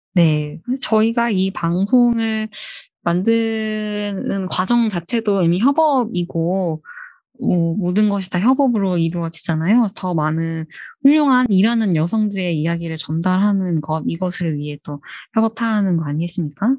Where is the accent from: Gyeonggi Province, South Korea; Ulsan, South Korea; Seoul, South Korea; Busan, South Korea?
Seoul, South Korea; 저는 서울 촌놈이라서